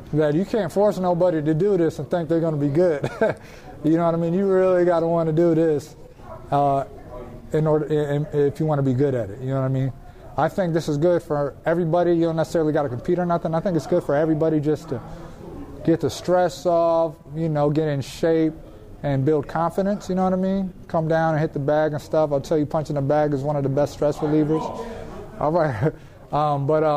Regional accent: Minnesota, United States; It's my hometown.

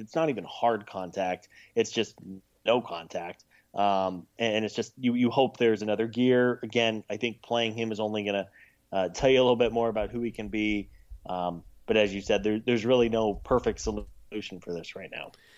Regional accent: Missouri, United States; I grew up in the Midwest in Missouri

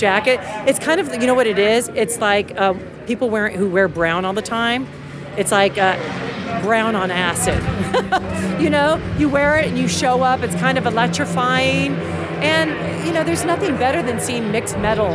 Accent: Los Angeles, California, United States; From LA. Yeah, that's my hometown.

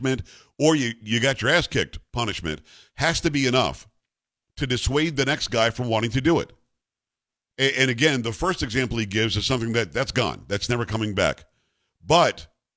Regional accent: South Florida, United States; also born or lived in New York; where I grew up in South Florida

